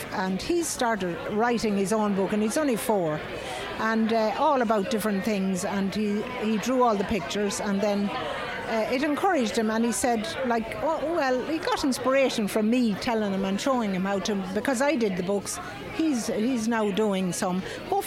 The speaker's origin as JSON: {"language": "English", "town": "Mullingar", "region": "Leinster", "country": "Ireland", "said": "I'm from Mullingar"}